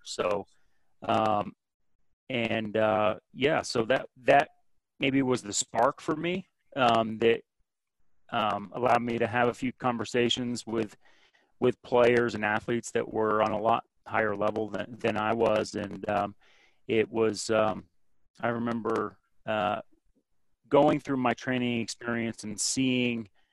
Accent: Burlington, Vermont, United States; I grew up in Burlington, Vermont

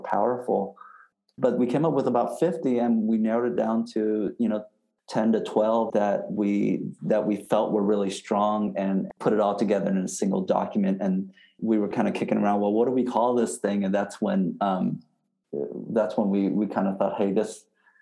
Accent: Vietnam; moved away; I was born in Vietnam

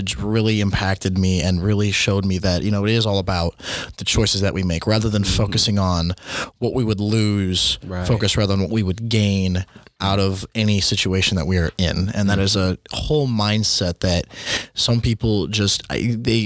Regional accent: Las Vegas, Nevada, United States; moved away as an adult; now in Kentucky, United States; I'm also from the Las Vegas, Nevada

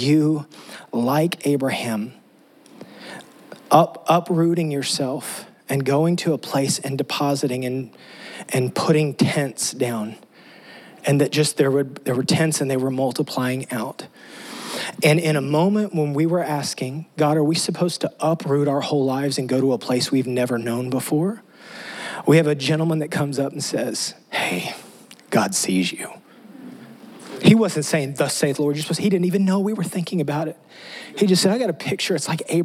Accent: West Texas, United States; moved away as an adult; now in Tennessee, United States; I grew up in West Texas

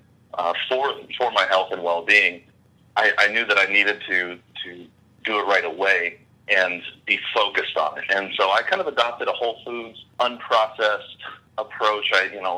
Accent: California, United States; moved away as an adult; now in Hawaii, United States; I grew up in California in an evangelical, non-denominational Protestant background.

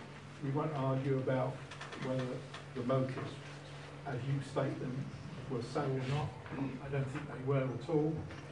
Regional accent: Hastings, South East England, United Kingdom; moved away as an adult; I was born in Hastings, near the Central Cricket Ground, which sadly we lost

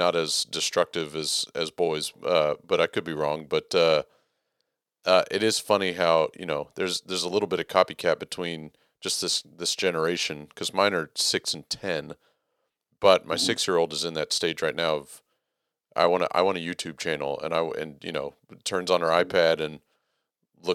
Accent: Texas, United States; as far as a Texan is concerned, and I've been in Texas all my life

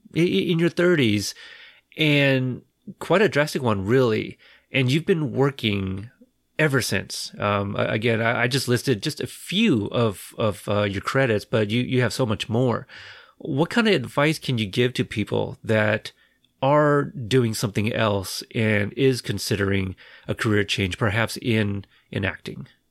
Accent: Portland, Oregon, United States; I am from Portland

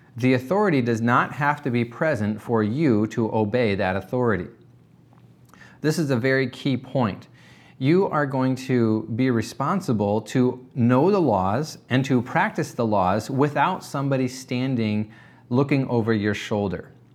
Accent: United States; as American Christians

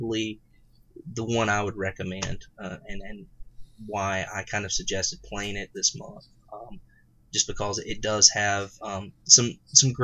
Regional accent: the South, United States; growing up in the South and in a small town

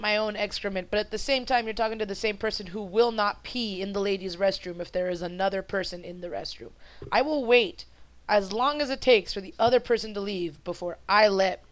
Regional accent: Mexico; first language Spanish; English is a second language; being a uh, Spanish speaking Mexican that at some point in time I will struggle very, very much with speaking proper English

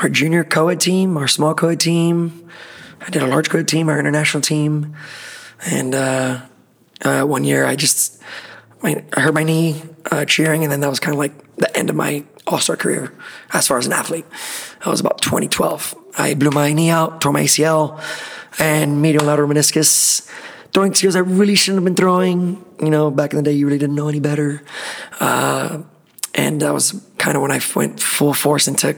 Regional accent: Miami, Florida, United States; born and raised in Miami. Been there my whole life

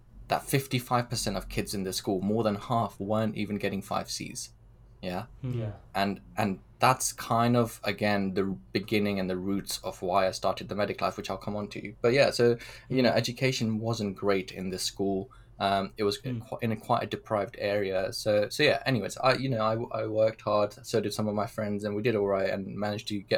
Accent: Pakistan; moved away; I was born in Pakistan

